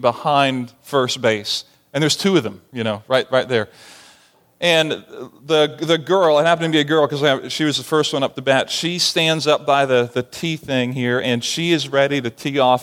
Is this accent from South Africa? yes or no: no; Barbados; moved away as an adult; growing up in the Caribbean, I didn't play baseball. We didn't have baseball in Barbados